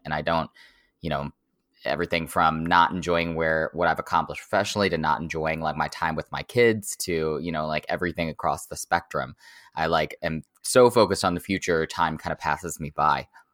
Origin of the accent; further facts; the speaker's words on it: Oklahoma, United States; moved away as an adult; I grew up in Oklahoma, like, thirty miles from the border of Texas.